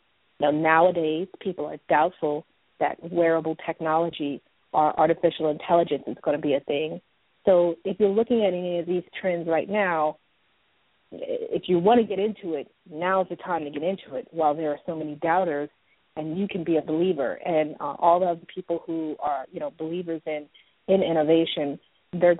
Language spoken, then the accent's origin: English; Oakland, California, United States; I grew up in Oakland, California